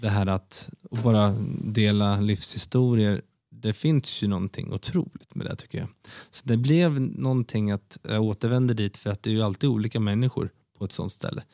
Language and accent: Swedish; Sweden; also born or lived in London; som svensk